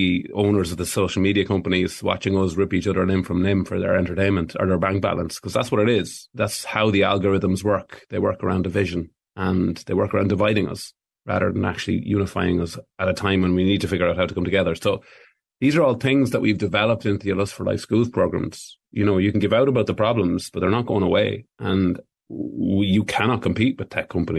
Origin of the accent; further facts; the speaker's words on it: Ireland; we've proven ourselves as Irish people